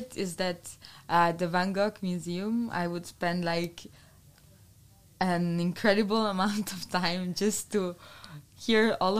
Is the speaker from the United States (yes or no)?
no; Italy; moved away as an adult; now in Eindhoven, Netherlands; I come from Italy. I moved here 8 months ago, more or less.